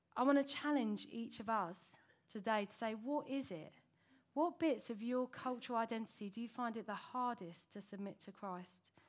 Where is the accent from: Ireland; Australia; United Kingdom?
United Kingdom; that's where I was from